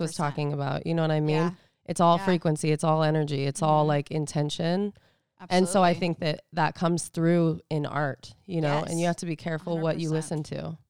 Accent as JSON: {"language": "English", "region": "California", "country": "United States", "said": "Cannot deal. Yeah, no. Like, well, 'cause we're from California."}